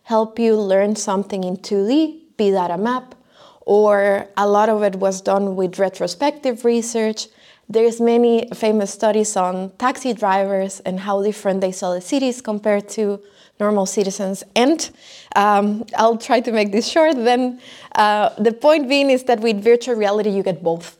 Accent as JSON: {"language": "English", "country": "Costa Rica", "moved": "as an adult", "said": "I am from Costa Rica"}